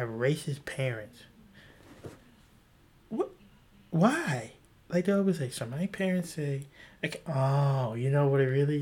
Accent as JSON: {"language": "English", "region": "South Carolina", "country": "United States", "said": "I'm from South Carolina, too"}